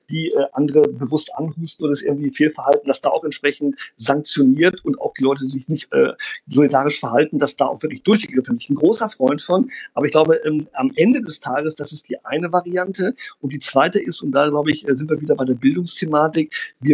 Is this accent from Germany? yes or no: no; Brazil; ich bin in Brasilien groß geworden, wo eine andere Schulkultur herrscht, wo auch sehr viel in der Oberstufe debattiert wurde, in der deutschen Schule.